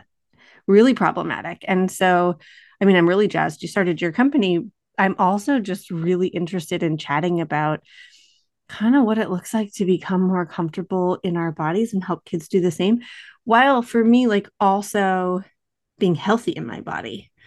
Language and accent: English; Western New York, United States; moved away; also born or lived in Boston; we are both from Western New York